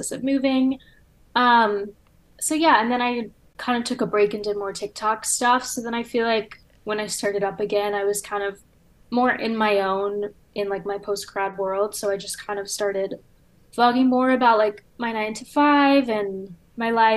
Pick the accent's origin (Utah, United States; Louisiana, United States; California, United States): Louisiana, United States; now in Chicago, United States; I'm also from the South, like from Louisiana